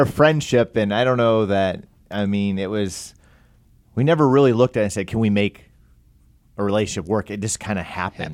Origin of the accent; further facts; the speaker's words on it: Pataskala, Ohio, United States; I'm from Columbus area